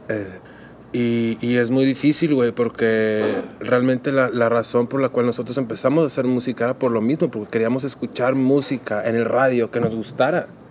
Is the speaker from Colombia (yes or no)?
no; Monterrey, Nuevo León, Mexico; also born or lived in Donauwörth, Germany; me vengo yo con mi madre a Monterrey, México, que ya estaban viviendo aquí mis abuelos. Cuando yo tenía aproximadamente cuatro años